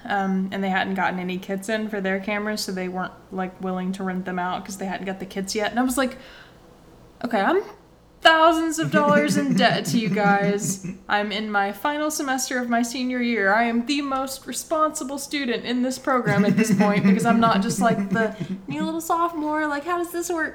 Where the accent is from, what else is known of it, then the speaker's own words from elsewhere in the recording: Tennessee, United States; also born or lived in Florida; I wasn't born in Tennessee. I was born in Florida, but we moved to Tennessee when I was so young. I don't even remember